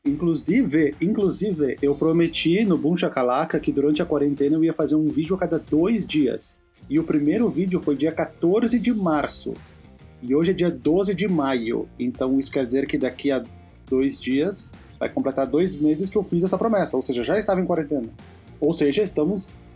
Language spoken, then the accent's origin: Portuguese; Rio Grande do Sul, Brazil; accent: gaúcho